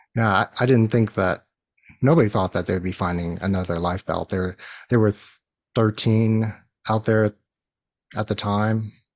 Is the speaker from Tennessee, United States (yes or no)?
no; New York, United States; I grew up in New York